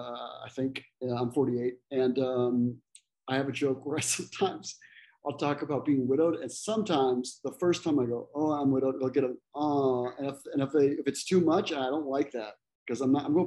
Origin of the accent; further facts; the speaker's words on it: Ecuador; moved away as an adult; also born or lived in El Salvador / Costa Rica; now in United States; Well, I grew up in Ecuador mostly. Ecuador, Salvador, and Costa Rica, but majority was in Ecuador. And then I moved to the States to come to go to college, and I was, you know, I was 18 or whatever.